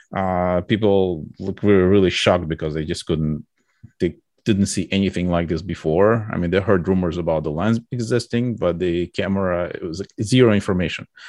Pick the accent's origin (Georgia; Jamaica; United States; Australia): Georgia; moved away; I was born in U S S R in, like, a, in a small republic, uh, of Georgia